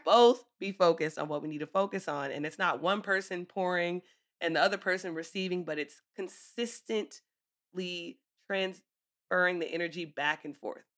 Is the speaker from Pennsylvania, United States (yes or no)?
yes; Philadelphia, Pennsylvania, United States; now in Atlanta, United States; my hometown